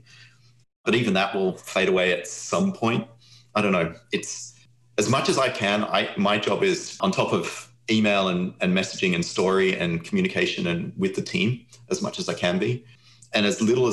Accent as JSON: {"language": "English", "country": "Australia", "moved": "yes", "lives_now": "United States", "said": "I'm Australian."}